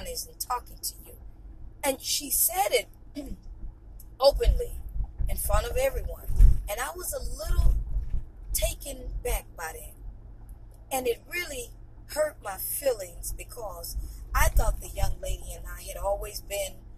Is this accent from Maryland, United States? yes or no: no; East Texas, United States; growing up in East Texas